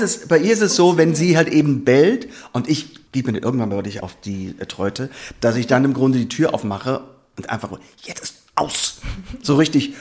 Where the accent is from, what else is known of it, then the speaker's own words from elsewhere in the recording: Vordereifel, Rhineland-Palatinate, Germany; also born or lived in Koblenz; ich komme aus Rheinland-Pfalz. Wir beide kommen aus Rheinland-Pfalz, also meine Frau und ich. Ähm, ich bin aufgewachsen ungefähr so 30 hm, Kilometer in der Vordereifel und bin auch die letzten Jahre im Gymnasium in Koblenz zur Schule gegangen